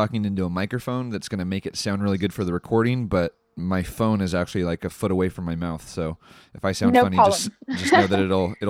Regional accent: California, United States; I'm from California.

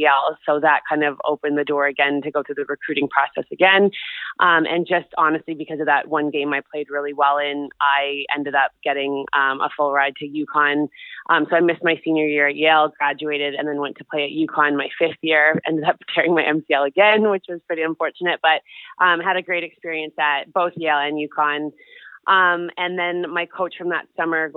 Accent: Vancouver, British Columbia, Canada; I grew up in Vancouver

